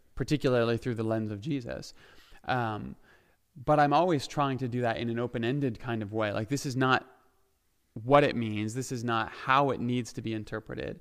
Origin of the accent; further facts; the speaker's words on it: Ontario, Canada; moved away as an adult; also born or lived in Saskatchewan; now in Alberta, Canada; I grew up in Ontario. I lived in Saskatchewan for a bit. I was back in Ontario